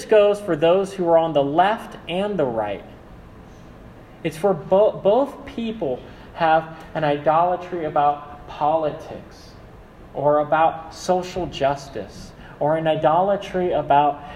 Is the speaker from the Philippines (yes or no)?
yes; Philippines; I'm Filipino.